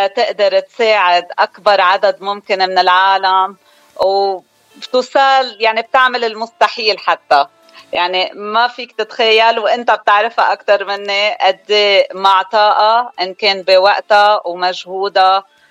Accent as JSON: {"language": "Arabic", "town": "Beirut", "region": "Beirut Governorate", "country": "Lebanon", "tie": "born or raised there", "moved": "as an adult", "lives_now": "Arizona, United States", "said": "أنا من لبنان الأصل من جبال خلقانة ببيروت وقضيت أكترية حياتي ببيروت"}